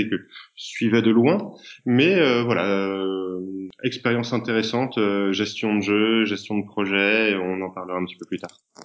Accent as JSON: {"language": "French", "town": "Paris", "region": "Île-de-France", "country": "France", "said": "je suis un petit Parisien"}